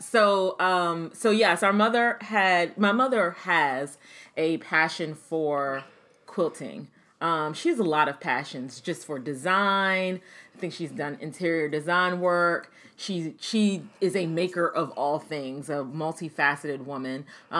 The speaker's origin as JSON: {"language": "English", "region": "Maryland", "country": "United States", "tie": "born or raised there", "said": "we grew up in Maryland in the suburbs of Washington, D.C."}